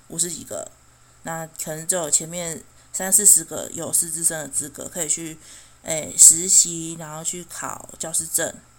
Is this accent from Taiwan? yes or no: yes; Chiayi, Taiwan; also born or lived in Taitung; 因为我，我嘉义人嘛，我就觉得，哦，每，每次过年过节都要从台东风尘仆仆地坐火车绕了半个台湾，然后再回到嘉义，我就觉得好辛苦